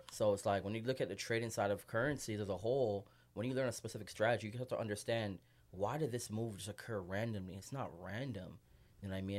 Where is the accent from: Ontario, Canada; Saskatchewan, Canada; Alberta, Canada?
Ontario, Canada; Toronto; moved away as an adult; also born or lived in Vancouver; now in Montreal, Canada; born and raised in Toronto. Just moved to M T L last night